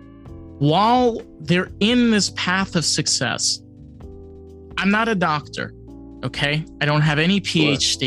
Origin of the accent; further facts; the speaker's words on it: New York, United States; moved away; I'm a New Yorker